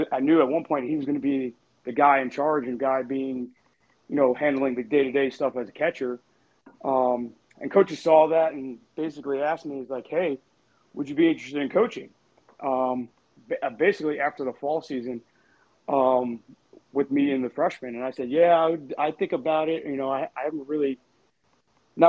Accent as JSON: {"language": "English", "town": "New York City", "region": "New York", "country": "United States", "tie": "born or raised there", "said": "I grew up in Brooklyn"}